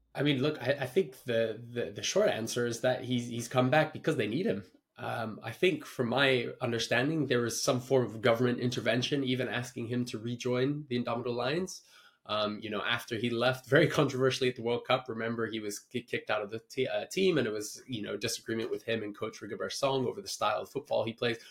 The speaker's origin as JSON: {"language": "English", "country": "Kenya", "said": "as a Kenyan viewer"}